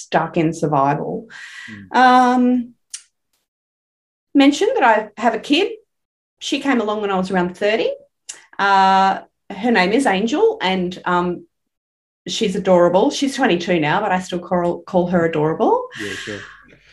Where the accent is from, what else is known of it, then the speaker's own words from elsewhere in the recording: Brisbane, Queensland, Australia; I grew up here in Brisbane. I still live in Brisbane, only about 20 minutes from the house I grew up